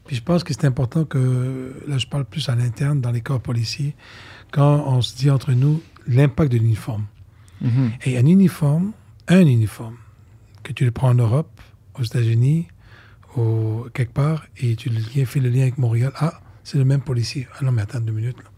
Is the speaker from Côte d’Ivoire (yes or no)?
yes; Côte d’Ivoire; also born or lived in Lebanon; moi je viens de la Côte d'Ivoire, d'Afrique et du Liban